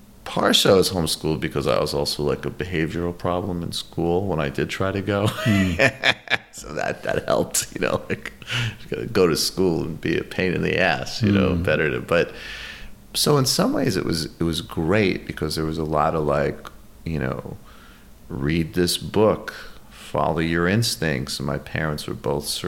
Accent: Western Mass, rural Massachusetts, United States; also born or lived in New York; I grew up mostly in Massachusetts, mostly in rural Massachusetts.

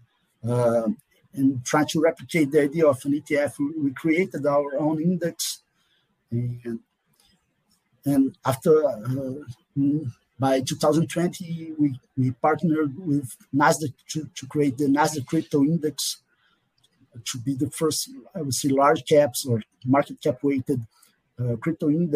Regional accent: Rio de Janeiro, Brazil; I'm a Brazilian economist. More precisely, I'm from Rio de Janeiro.

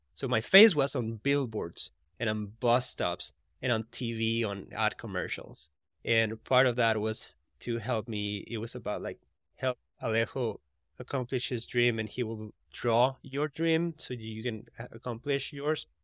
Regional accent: Costa Rica; now in United States; I'm from Costa Rica, and the R's in Costa Rica is like, er instead of r

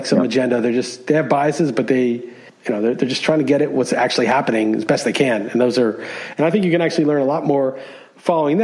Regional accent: New York City, New York, United States; moved away as an adult; also born or lived in California; I grew up in New York. You know, I was a New York City resident.

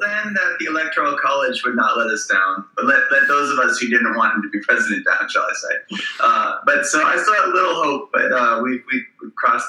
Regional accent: Southfield, Michigan, United States; moved away as an adult; also born or lived in New Orleans; I grew up in the Detroit area in the suburbs. I grew up across at 13 Mile in Southfield, which is 5 miles north of 8 Mile.

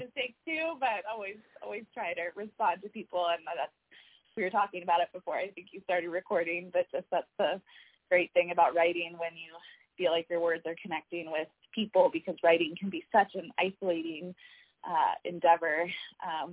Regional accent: Atlanta, Georgia, United States; moved away; also born or lived in Miami; you're in my hometown of Atlanta

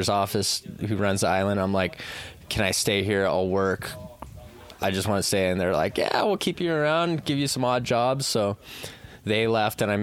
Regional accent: Oahu, Hawaii, United States; I'm born and raised on Oahu

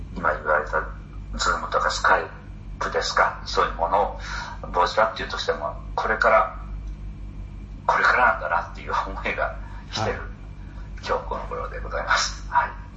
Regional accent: Hiroshima, Japan; 僕は地元広島なんですけど

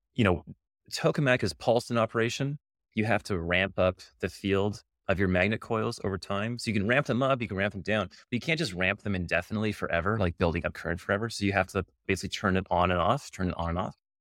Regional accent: Canada; now in United States; I'm Canadian

